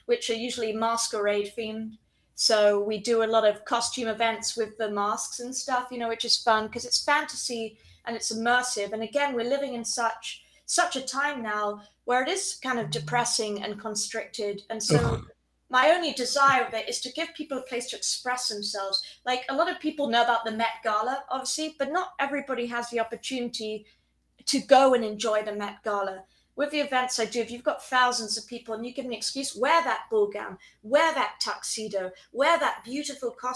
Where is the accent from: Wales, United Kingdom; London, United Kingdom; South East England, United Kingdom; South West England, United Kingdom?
South East England, United Kingdom; Chobham; moved away as an adult; also born or lived in Guildford / Colorado; now in United States; I grew up in Chobham, but I was born in Guildford. So all still Surrey.